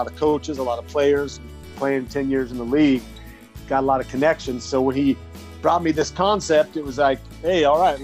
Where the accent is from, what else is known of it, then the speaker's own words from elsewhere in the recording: Idaho, United States; moved away as an adult; also born or lived in Arizona / Denver; I was a young kid born and raised in Idaho